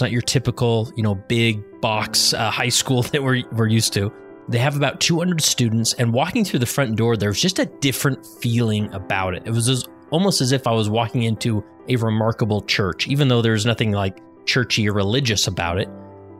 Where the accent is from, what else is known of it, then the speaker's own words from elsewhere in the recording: West Valley City, Utah, United States; my hometown of West Valley City, Utah.